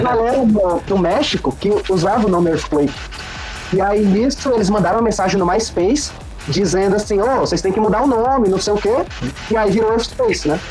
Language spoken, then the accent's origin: Portuguese; Fortaleza, Ceará, Brazil; now in Curitiba, Brazil; Eu sou natural de Fortaleza, cearense, mas hoje moro em Curitiba